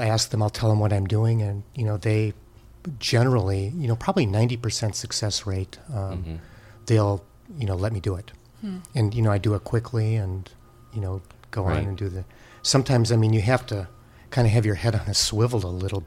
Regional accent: Green Bay, Wisconsin, United States; moved away as an adult; also born or lived in Rochester, New York / Los Angeles / San Francisco; I grew up there

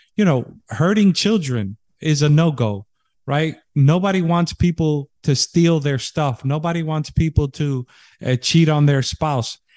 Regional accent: New York City, New York, United States; now in Texas, United States; my home state where I was born in New York City

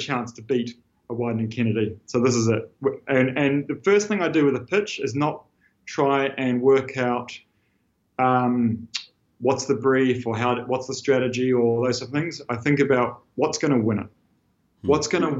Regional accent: New Zealand; moved away as an adult; I'm this guy from New Zealand

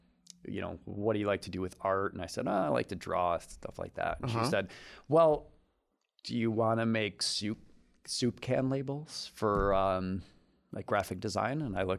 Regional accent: Detroit, Michigan, United States; now in Lansing, United States; Well, we grew up in Detroit, moved to Lansing when I was 14, went to Grand Lodge High School.

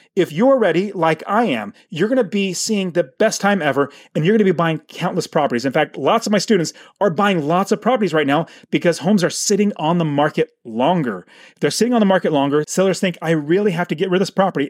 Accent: Phoenix, Arizona, United States; my hometown in Arizona, Phoenix, Arizona

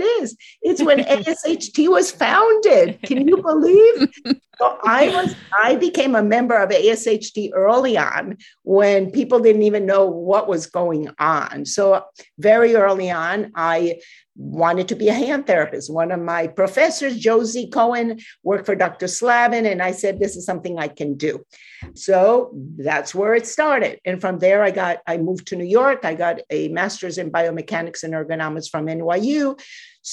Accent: Guatemala; first language Spanish; English is a second language; moved away as an adult; also born or lived in Quetzaltenango, Guatemala; now in United States; So I grew up in Guatemala from the very beginning of my life to the time I went to the United States.

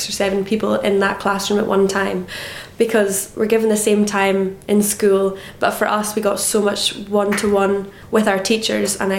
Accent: Harris, Scotland, United Kingdom; also born or lived in Stornoway, Isle of Lewis; I am originally from Harris. Now I get the chance to live here at home and work at home as well. Well, born in Stornoway on the Isle of Lewis. That's where the hospital is, but grew up in Harris.

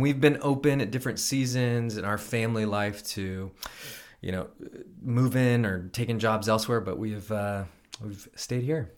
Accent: Elk Grove, California, United States; grew up in Elk Grove

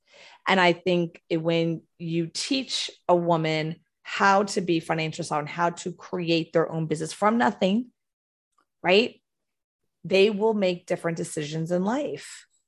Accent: Houston, Texas, United States; also born or lived in Florida; I'm from Texas, born, raised Texas, Houston, Texas. Lived in Florida in the early 2000s, then went home.

